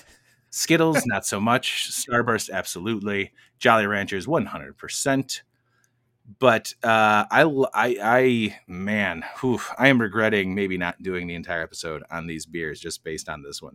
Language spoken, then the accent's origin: English; United States; we're from America